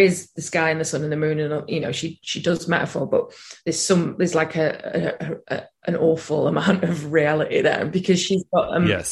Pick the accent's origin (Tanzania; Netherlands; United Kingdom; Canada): United Kingdom; the north of England; being from the north, being in a band with lads